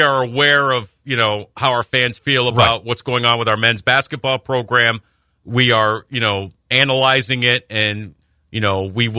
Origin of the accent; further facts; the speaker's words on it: Upstate Central New York, United States; moved away; When you grow up outside of the New York metropolitan area, all my pro teams are New York City, but this was ours. Upstate Central New York, this is ours.